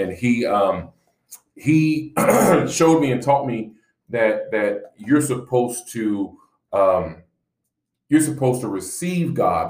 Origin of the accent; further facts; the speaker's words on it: Shreveport, Louisiana, United States; now in Texas, United States; I am originally from Shreveport, Louisiana. I'm a Louisiana boy through and through. Who Dat Nation all day.